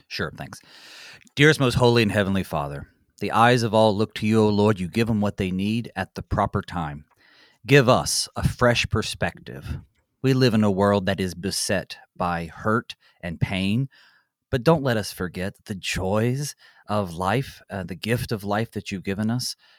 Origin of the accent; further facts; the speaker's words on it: Western North Carolina, United States; now in Minnesota, United States; I'm from Western North Carolina, where it's so temperate